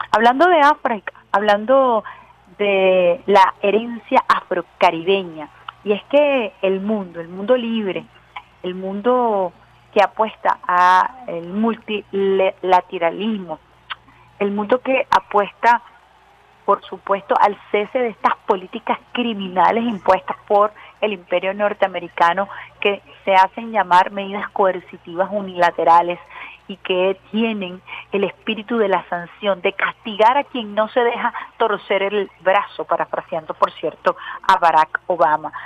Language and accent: Spanish; Venezuela